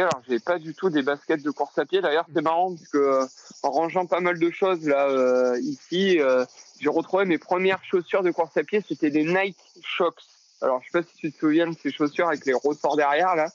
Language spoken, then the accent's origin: French; Châteauneuf-de-Gadagne, Provence-Alpes-Côte d'Azur, France; moved away as an adult; also born or lived in Cavaillon; now in Lyon, France; je suis originaire du sud de la France, un petit village entre Avignon et Lille sur la sorte qui s'appelle Châteauneuf-de-Gadagne, où j'ai grandi. J'ai passé toute mon enfance ici